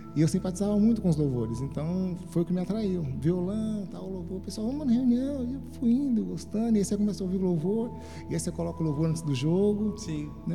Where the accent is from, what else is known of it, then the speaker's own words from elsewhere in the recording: Guarulhos, São Paulo, Brazil; Eu sou natural de São Paulo, Amém. uma família de oito irmãos. Né? Crescemos num bairro bem simples, Sim. de Guarulhos